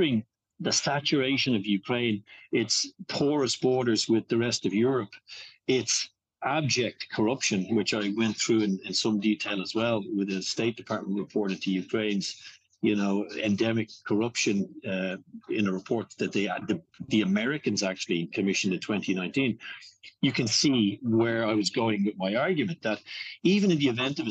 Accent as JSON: {"language": "English", "country": "Ireland", "tie": "born or raised there", "said": "I would be familiar with being Irish and having grown up in Ireland"}